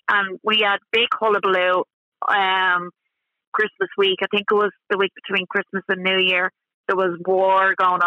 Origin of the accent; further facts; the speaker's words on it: Ashbourne, North Dublin, Leinster, Ireland; I'm from North Dublin myself. I know the whole of North Dublin, like the back of my hand. I grew up in Ashburn.